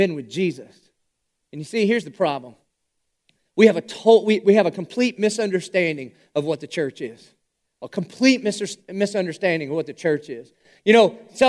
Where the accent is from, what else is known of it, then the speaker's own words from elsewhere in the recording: Dillon, South Carolina, United States; I am a redneck from Dillon, South Carolina.